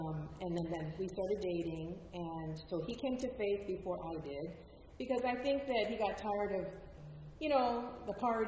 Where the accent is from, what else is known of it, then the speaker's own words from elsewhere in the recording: Los Angeles, California, United States; also born or lived in Queens, New York; I was born in Queens, but I lived most of my life in California.